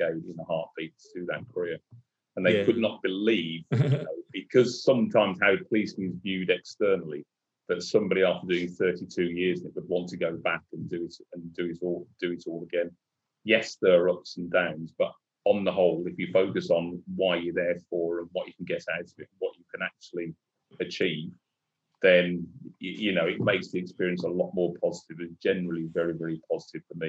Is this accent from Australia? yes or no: no; Birmingham, West Midlands, United Kingdom; moved away as an adult; also born or lived in London; I was in Birmingham, so I'm a Brummie